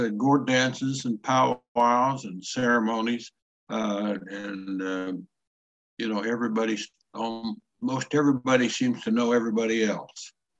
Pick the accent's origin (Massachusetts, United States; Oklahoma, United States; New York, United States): Oklahoma, United States; Colony; also born or lived in Albuquerque, New Mexico; now in Anadarko, United States; our family returned to Oklahoma and settled around our little town of Colony, Oklahoma. And eventually, when I was a youngster, probably about 6 years old, we settled on our allotted land there on Cobb Creek, just southeast of Colony, Oklahoma.